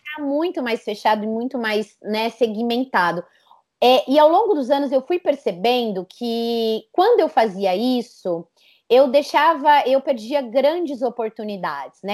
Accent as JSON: {"language": "Portuguese", "region": "São Paulo", "country": "Brazil", "tie": "born or raised there", "moved": "as an adult", "lives_now": "Campinas, Brazil", "said": "eu nasci em São Paulo"}